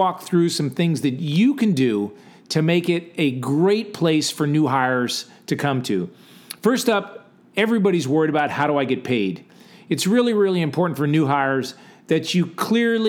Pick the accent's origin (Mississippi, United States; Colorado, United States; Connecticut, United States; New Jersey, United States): Connecticut, United States; Gales Ferry; In my hometown, when you went from sixth to seventh grade, you went from grammar school, Gales Ferry Grammar School